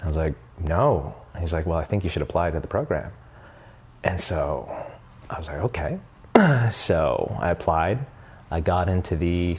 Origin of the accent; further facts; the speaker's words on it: Montreal, Quebec, Canada; I'm originally from Montreal, mm-hmm. so I went to Dawson